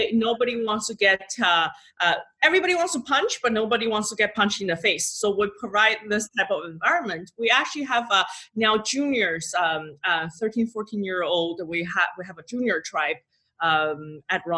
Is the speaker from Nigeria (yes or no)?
no; China; moved away; I'll probably explore my home country. I'm from China.